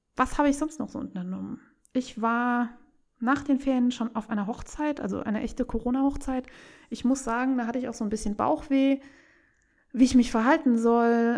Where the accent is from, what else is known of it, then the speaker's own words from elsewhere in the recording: Saarland, Germany; ich liebe meine, meine Heimat